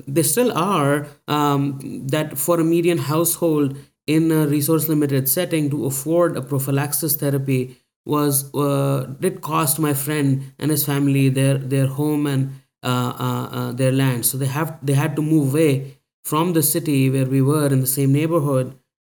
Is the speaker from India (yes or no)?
yes; India; my journey started long ago when I was growing up in India and surrounded by people who were suffering from thalassemia and sickle cell disease